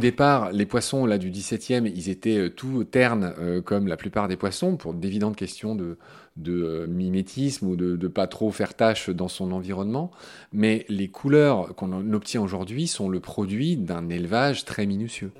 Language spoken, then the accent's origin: French; France; chez nous en France